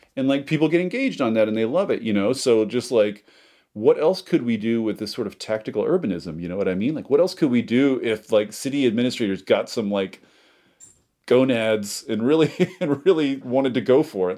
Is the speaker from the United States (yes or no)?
yes; Seattle, Washington, United States; I'm from Seattle